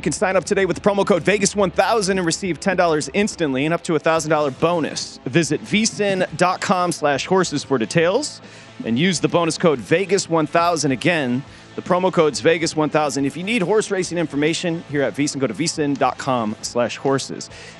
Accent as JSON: {"language": "English", "town": "Detroit", "region": "Michigan", "country": "United States", "tie": "born or raised there", "said": "Growing up in Detroit, I never thought I'd see a better defender than Lidstrom"}